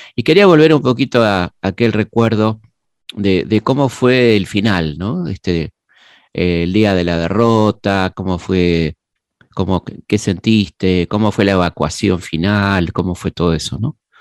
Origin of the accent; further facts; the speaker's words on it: Argentina; ciudadano argentino